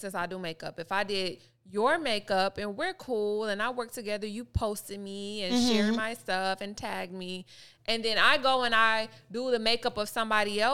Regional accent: Chicago, Illinois, United States; I was born in Chicago. I grew up in the south suburbs.

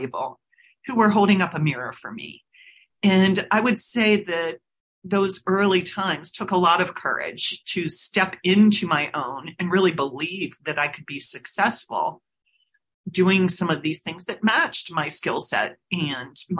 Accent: Cincinnati, Ohio, United States; I'm originally from Cincinnati, Ohio. So think of myself as a Midwesterner, and I grew up on a college campus on a football field, basically

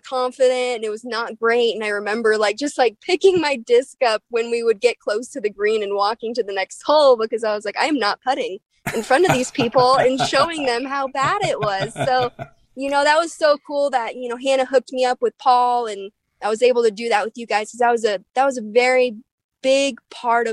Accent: Littleton, Colorado, United States; moved away; also born or lived in Kona, Hawaii; my hometown of Littleton, Colorado.

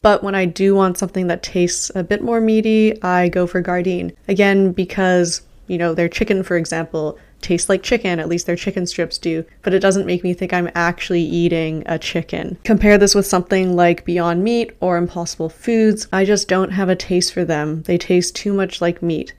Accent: Canada; I'm Canadian. I live in Canada right now.

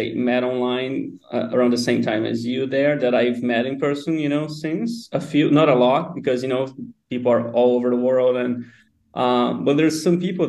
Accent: a small town in São Paulo state, Brazil; moved away as an adult; also born or lived in United States; now in Lisbon, Portugal; I'm from a very small town in São Paulo, like an hour and a half from São Paulo, the city

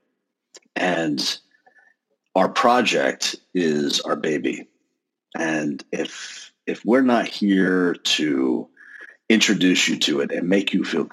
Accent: Texas, United States; I'm from Texas

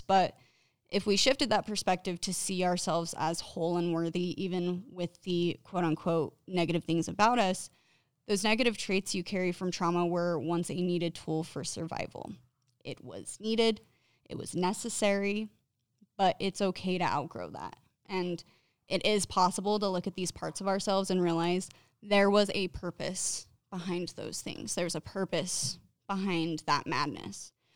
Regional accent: Clearfield, Utah, United States; I've grown up in Utah my entire life, mostly in the northern Utah area around Clearfield

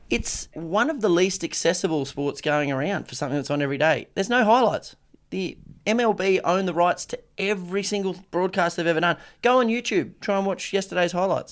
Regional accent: Australia; as an Aussie

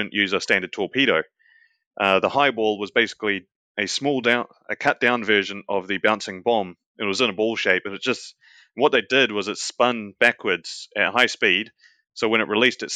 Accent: New Zealand; that is New Zealand, my home country.

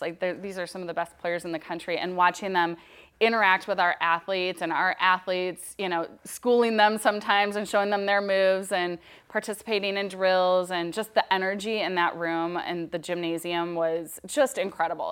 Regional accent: Minnesota, United States; moved away as an adult; now in Oregon, United States; I'm from Minnesota

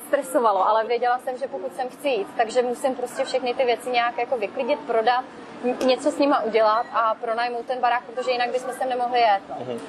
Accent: Czechia; moved away as an adult; now in Tenerife, Spain; u nás v Čechách uh, zima prostě a ošklivý počasí

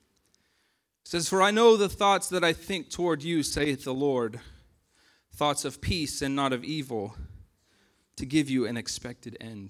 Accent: United States; moved away; we're American citizens

